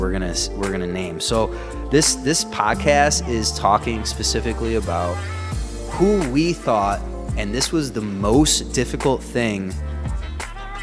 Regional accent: United States; we're American

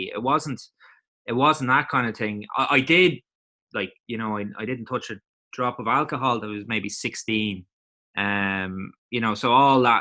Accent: Mornington, County Meath, Ireland; also born or lived in Gloucester, England; I'm from Mornington, it's just outside Drogheda

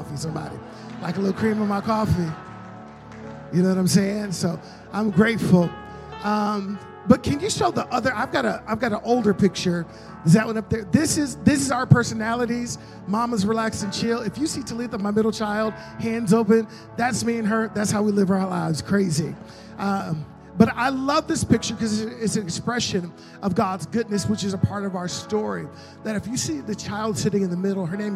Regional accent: Illinois, United States; now in Las Cruces, United States; I'm from Las Cruces, New Mexico. Originally from Illinois.

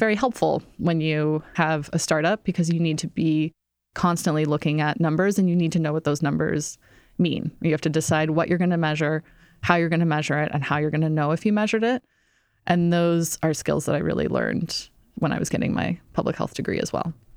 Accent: Iowa, United States; moved away as an adult; now in New York City, United States; I grew up in Iowa

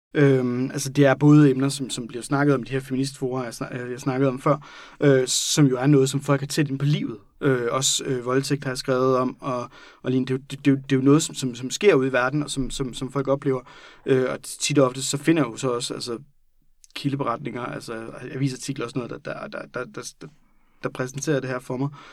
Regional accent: Randers, Central Denmark Region, Denmark; det er der, jeg kommer fra

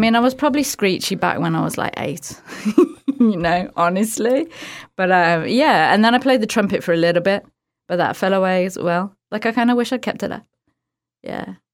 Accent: outside of Birmingham, West Midlands, United Kingdom; Birmingham, U K. Well, outside of Birmingham, but Birmingham is like the biggest city that everyone knows

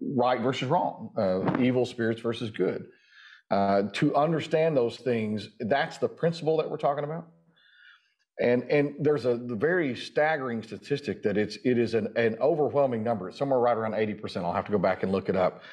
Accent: Durant, Oklahoma, United States; I'm from Durant.

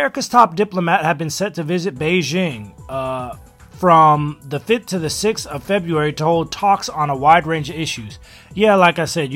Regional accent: Los Angeles, California, United States; moved away; also born or lived in China; an American who was born and raised in Los Angeles

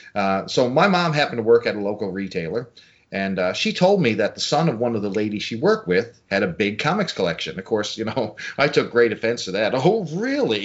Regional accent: small town Newfoundland, Newfoundland and Labrador, Canada; small town Canada, Newfoundland, where I live

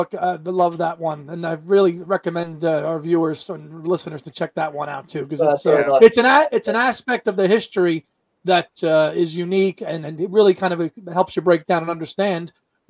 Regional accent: United States; And as an American

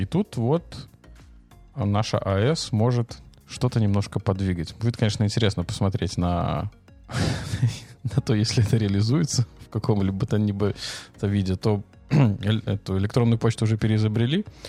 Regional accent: Belarus

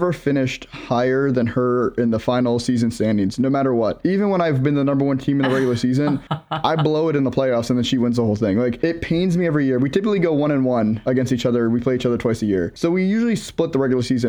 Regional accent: Maryland, United States; I'm from Maryland.

